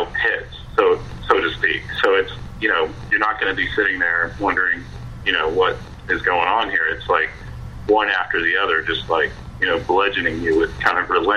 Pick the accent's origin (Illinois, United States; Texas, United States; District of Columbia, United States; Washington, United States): Texas, United States; Dallas; I'm originally from Dallas, Texas, myself, and we have a house there